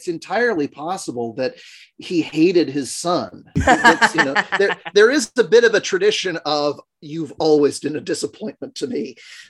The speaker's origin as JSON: {"language": "English", "country": "United States", "said": "As an American in 2022"}